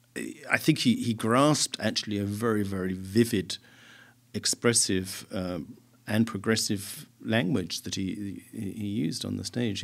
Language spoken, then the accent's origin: English; Southend-on-Sea, East of England, United Kingdom; my hometown, South End